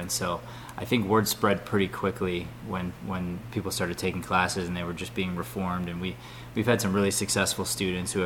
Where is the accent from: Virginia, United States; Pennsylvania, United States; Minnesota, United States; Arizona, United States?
Arizona, United States; I was from Arizona, so I was used to the commercial market.